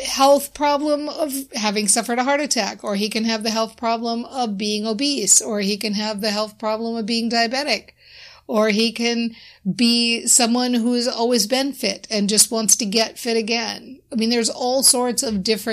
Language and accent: English; Minnesota, United States; I'm from Minnesota